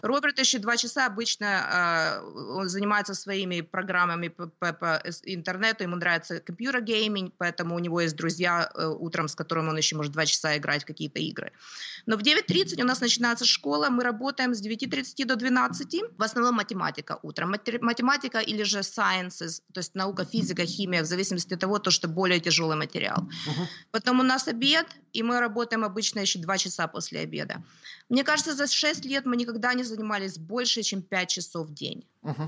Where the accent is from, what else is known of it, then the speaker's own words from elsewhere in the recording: Kyiv, Ukraine; moved away as an adult; also born or lived in Toronto, Canada / Oakville, Canada; now in Canada; Я родилась на Украине, в городе Киеве